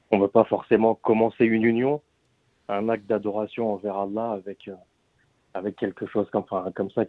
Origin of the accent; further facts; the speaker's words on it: Algeria; Donc moi, je suis algérien